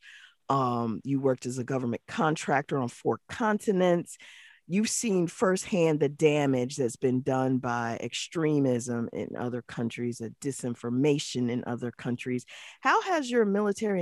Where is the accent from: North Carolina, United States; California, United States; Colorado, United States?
North Carolina, United States; I was raised in North Carolina